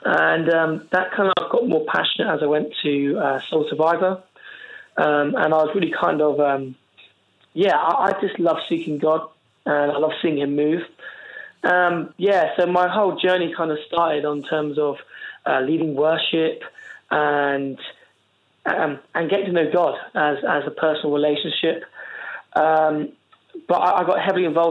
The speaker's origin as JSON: {"language": "English", "area": "Isle of Wight", "region": "South East England", "country": "United Kingdom", "also_born_or_lived": "Cardiff", "moved": "as an adult", "lives_now": "Portsmouth, United Kingdom"}